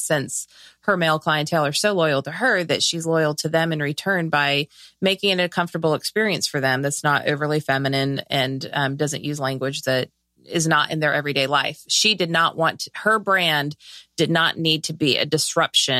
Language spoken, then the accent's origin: English; Southern California, United States; I'm from Southern California.